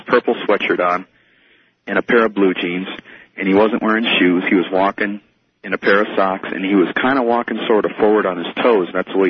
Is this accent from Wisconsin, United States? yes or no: no; Minnesota, United States; now in Colorado Springs, United States; I grew up in a small town in Minnesota.